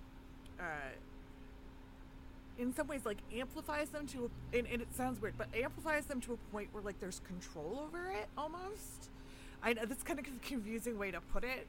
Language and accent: English; Canada; I am a Canadian horror lover